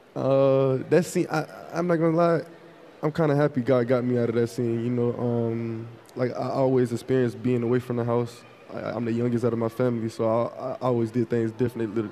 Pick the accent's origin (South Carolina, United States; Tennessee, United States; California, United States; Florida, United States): Florida, United States; Fort Lauderdale; I'm from Fort Lauderdale